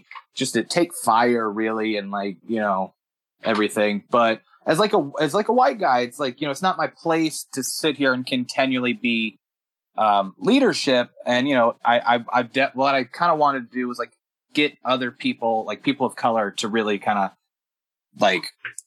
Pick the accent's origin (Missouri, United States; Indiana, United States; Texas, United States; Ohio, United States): Texas, United States; now in Murfreesboro, United States; I'm originally from Texas